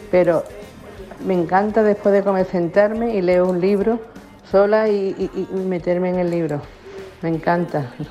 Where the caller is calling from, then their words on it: Seville, Andalusia, Spain; Buenos días … de Sevilla.